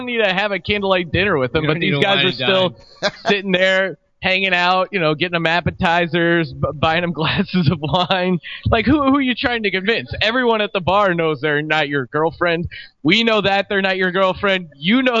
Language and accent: English; United States; as an American